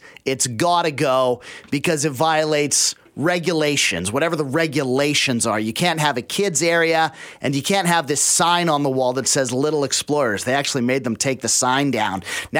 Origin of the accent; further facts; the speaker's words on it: the Fraser Valley, British Columbia, Canada; If I'm from the Valley, I know people out there and stuff.